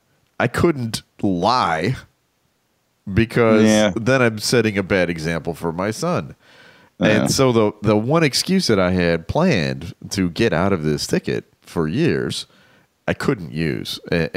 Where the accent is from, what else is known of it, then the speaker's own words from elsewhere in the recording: Chicago, Illinois, United States; I'm from Chicago.